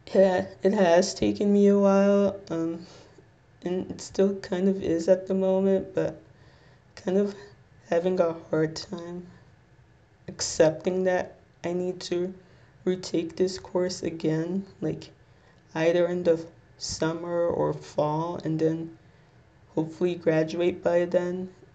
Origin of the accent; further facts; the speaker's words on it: Little Ferry, New Jersey, United States; I'm 22, and I'm from Little Ferry, New Jersey